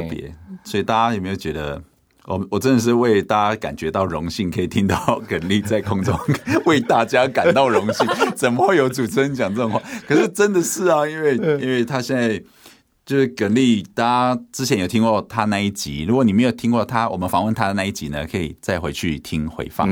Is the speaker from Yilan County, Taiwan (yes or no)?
no; Hualien, Hualien County, Taiwan; 我爸是在台北工作嘛，我在花莲长大，所以他一年就回来个一次两次